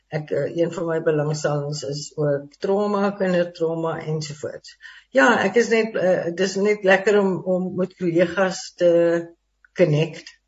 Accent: Stellenbosch, Western Cape, South Africa; also born or lived in Johannesburg; ek is ook van Stellenbosch en nog dit in Via was nog nie daar nie, maar ek is daar gebore

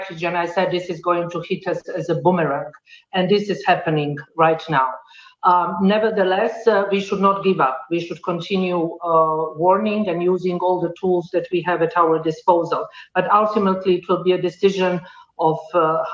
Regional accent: Sarajevo, Bosnia & Herzegovina; I come from Sarajevo, from Bosnia and Herzegovina

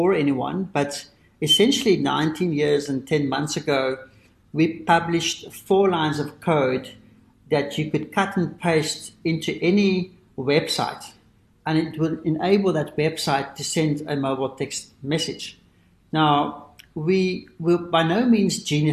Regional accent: South Africa; being a South African, that we grew up in privilege

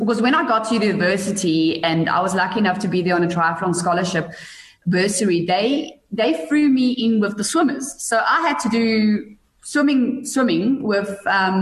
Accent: Bethlehem, Free State, South Africa; moved away; also born or lived in Pretoria; where I grew up in Bethlehem

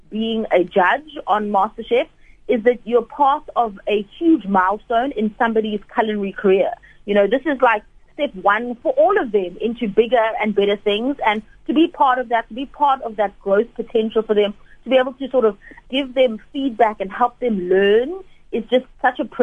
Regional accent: South Africa

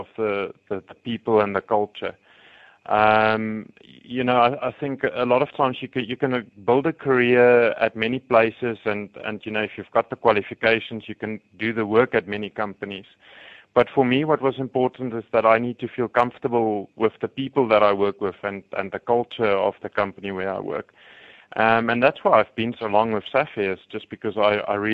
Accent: Free State, South Africa; now in Johannesburg, South Africa; I grew up in the Free State

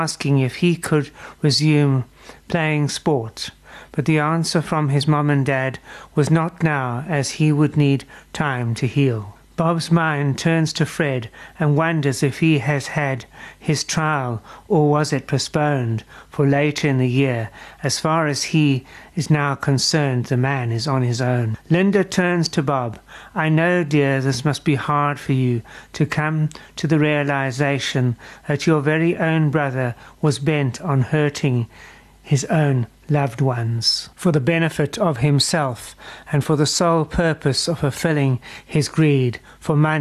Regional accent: South Africa; as a South African

